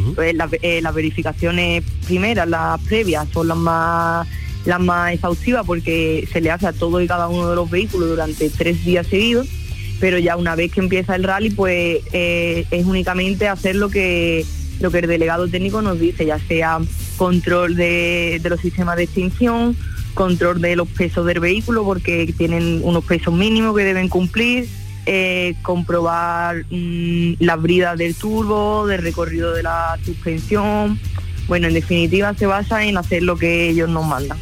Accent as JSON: {"language": "Spanish", "town": "Villamartín", "region": "Andalusia", "country": "Spain", "tie": "born or raised there", "said": "en Villamartín, en mi pueblo"}